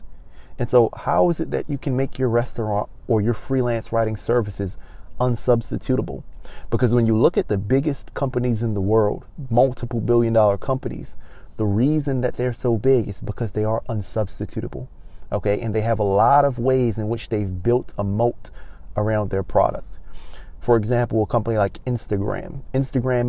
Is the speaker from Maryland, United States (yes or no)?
yes; Baltimore, Maryland, United States; moved away as an adult; now in Los Angeles, United States; I wasn't born here. I was born in Baltimore, Maryland, but I traveled here in November of 2019